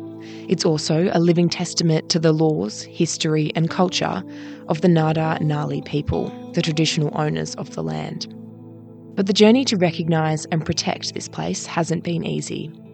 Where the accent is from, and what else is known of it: Australia